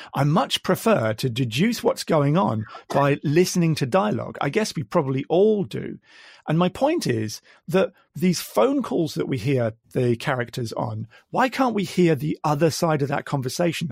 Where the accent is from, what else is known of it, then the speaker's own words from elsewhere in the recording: Midlands, United Kingdom; now in Queensland, Australia; I've already said I'm from Australia, but originally I hail from the Midlands in the UK